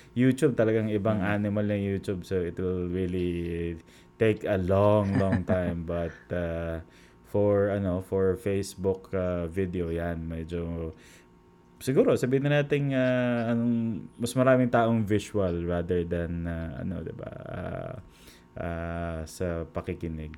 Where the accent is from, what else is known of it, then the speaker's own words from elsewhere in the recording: Central Luzon, Philippines; kami po taga Bulacan